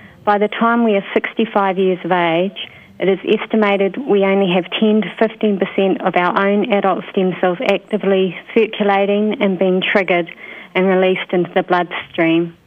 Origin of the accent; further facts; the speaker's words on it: New Zealand; moved away as an adult; also born or lived in United Kingdom / Queensland, Australia; I worked in New Zealand, which is my home country